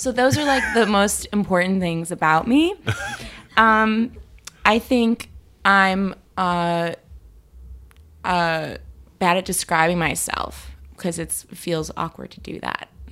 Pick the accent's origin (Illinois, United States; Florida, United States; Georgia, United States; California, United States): Illinois, United States; Chicago; also born or lived in Connecticut / France; I'm from Chicago, and I'm Jewish